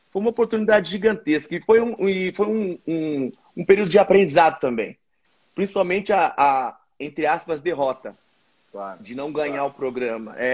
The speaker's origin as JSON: {"language": "Portuguese", "town": "Presidente Prudente", "region": "São Paulo", "country": "Brazil", "also_born_or_lived": "Ponta Porã", "said": "Eu sou de, de Presidente Prudente e de Ponta Porã, duas cidades do interior do Brasil."}